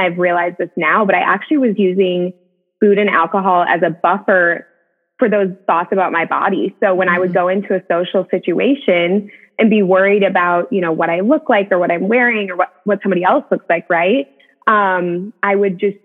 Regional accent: Madison, United States; now in Tennessee, United States; we have the same hometown. So I'm from Madison as well. I live in Tennessee now

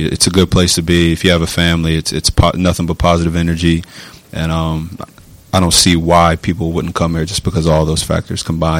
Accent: West Virginia, United States; You know, I grew up in West Virginia pretty much my whole life.

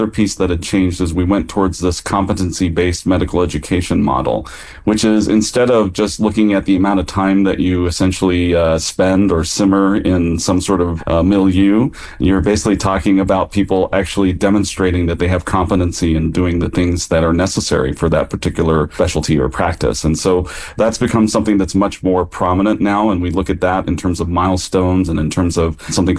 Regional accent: Kansas, United States; now in California, United States; a guy who grew up in Kansas

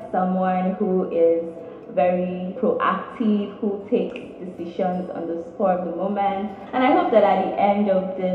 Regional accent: Federal Capital Territory, Nigeria; I'm from FCT.

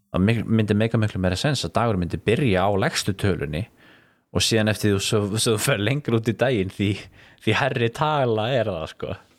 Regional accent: Iceland; alast upp á Íslandi á þeim tíma sem að ég var alast upp

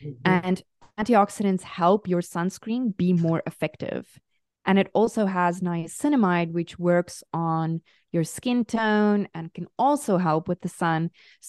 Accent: South Africa; moved away; Yes, I am South African

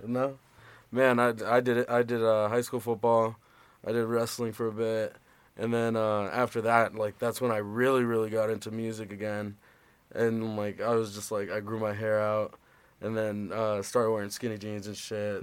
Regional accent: Las Vegas, Nevada, United States; moved away; born and raised in Vegas

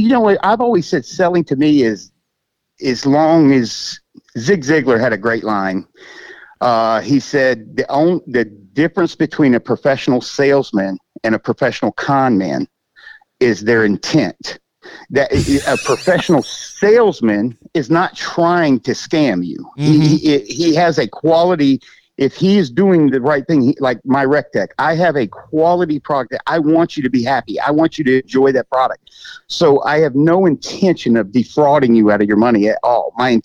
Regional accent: Augusta, Georgia, United States; also born or lived in Michigan / Germany / Miami; But he retired at Fort Gordon here in Augusta when I was like 12. So okay. I consider it home. I was born in Michigan, actually, but lived in Germany, Miami.

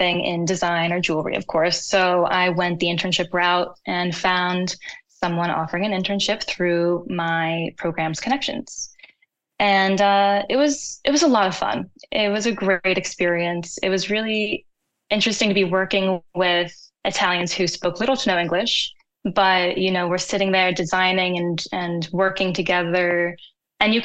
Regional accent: United States; growing up in America

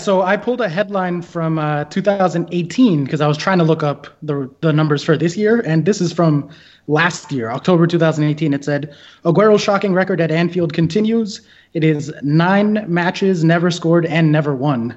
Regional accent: United States; as an American Chelsea fan

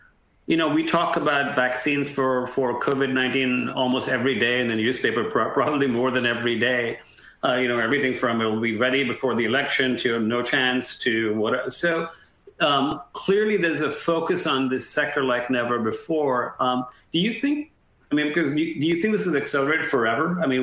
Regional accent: India; moved away; growing up in India

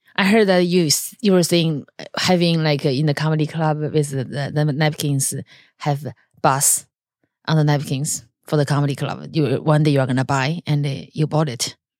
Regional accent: China; moved away; I grew up in China

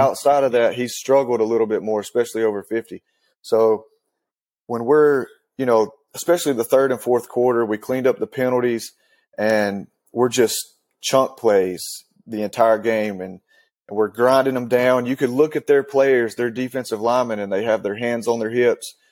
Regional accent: Western North Carolina, United States; So, I grew up in Western North Carolina

